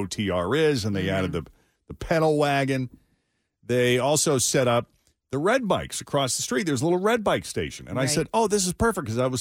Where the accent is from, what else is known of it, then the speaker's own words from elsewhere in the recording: Lexington, Massachusetts, United States; moved away; I went back to my hometown just outside Boston, Lexington, Massachusetts